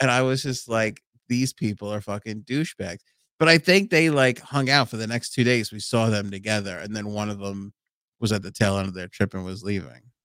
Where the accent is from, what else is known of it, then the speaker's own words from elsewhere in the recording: New York City, New York, United States; Howard Beach.